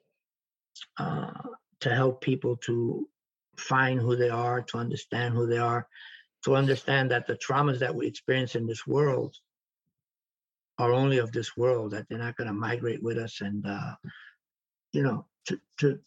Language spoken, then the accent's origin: English; New York City, New York, United States; moved away; also born or lived in Florida; growing up in the South Bronx and growing up in a different environment